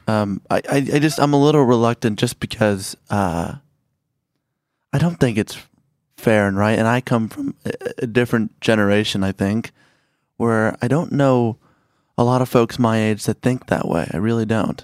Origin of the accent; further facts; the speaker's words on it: Chicago, Illinois, United States; moved away; I grew up in Chicago